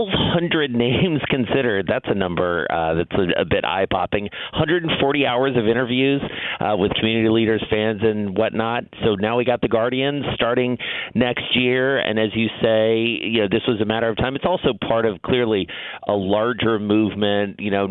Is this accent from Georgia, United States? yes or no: yes; Atlanta, Georgia, United States; now in New York, United States; as we have here in New York, and I grew up in Atlanta.